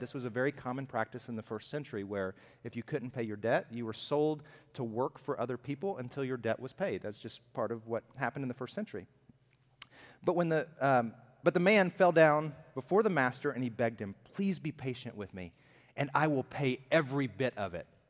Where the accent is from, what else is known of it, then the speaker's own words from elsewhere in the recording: Alabama, United States; I'm from Alabama.